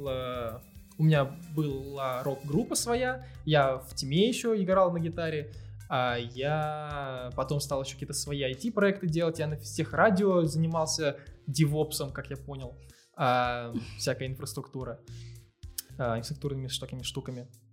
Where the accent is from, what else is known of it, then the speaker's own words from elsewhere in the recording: Dubna, Moscow Oblast, Russia; в моем городе, я из Дубны